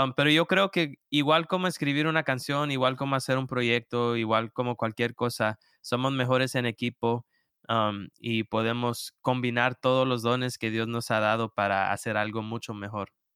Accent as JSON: {"language": "Spanish", "town": "Houston", "region": "Texas", "country": "United States", "tie": "born or raised there", "moved": "as an adult", "lives_now": "Rock Hill, United States", "said": "yo vengo de Texas, de Houston, ah, Texas, y ahí crecí"}